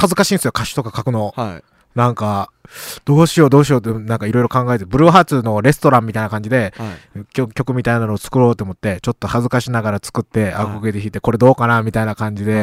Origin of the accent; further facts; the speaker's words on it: Otsu, Shiga, Japan; 僕、大津出身なんですけどね。